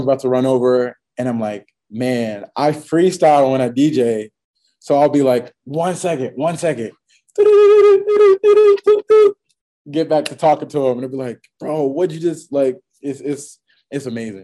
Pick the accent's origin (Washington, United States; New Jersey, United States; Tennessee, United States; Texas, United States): New Jersey, United States; Franklin; my hometown, Franklin, New Jersey.